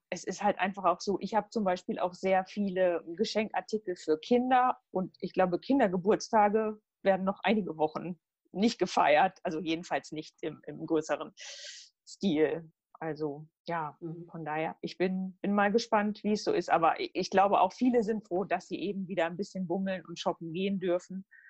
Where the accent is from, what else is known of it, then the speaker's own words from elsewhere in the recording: Halle, North Rhine-Westphalia, Germany; also born or lived in Gütersloh; Ich bin auch in Halle zur Schule gegangen